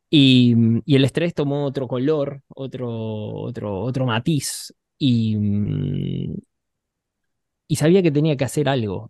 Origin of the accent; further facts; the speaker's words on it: Buenos Aires, Argentina; Yo soy un chico de, Buenos Aires, me crié en un barrio